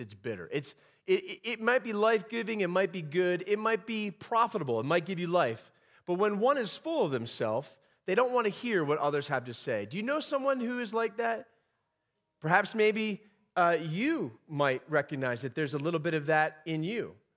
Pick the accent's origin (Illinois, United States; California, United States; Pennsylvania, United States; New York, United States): Pennsylvania, United States; moved away; I'm from the great state of Pennsylvania